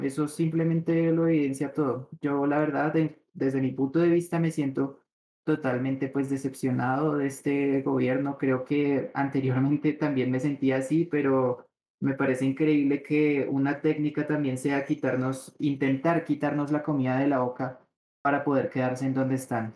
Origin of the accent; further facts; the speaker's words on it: Colombia; Nosotros como colombianos